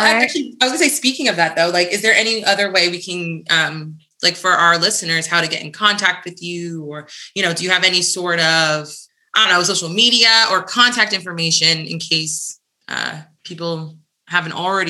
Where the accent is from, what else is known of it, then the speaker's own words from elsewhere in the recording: New Jersey, United States; being from the East Coast as well, I'm from New Jersey